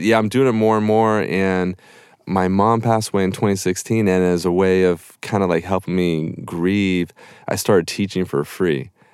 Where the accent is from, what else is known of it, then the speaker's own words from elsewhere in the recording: Topanga, California, United States; I grew up in Topanga Canyon